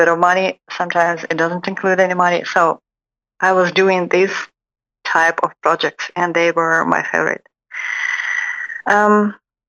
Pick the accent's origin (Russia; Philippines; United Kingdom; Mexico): Russia; moved away as an adult; also born or lived in Moscow; now in Dallas, United States; I came from Russia about 1 year ago.